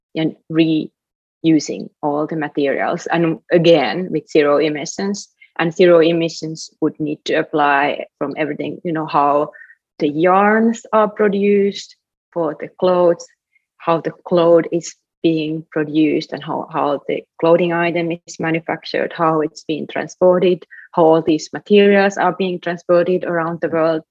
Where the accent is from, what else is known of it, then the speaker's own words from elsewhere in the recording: Finland; now in Brooklyn, United States; Finland, my home country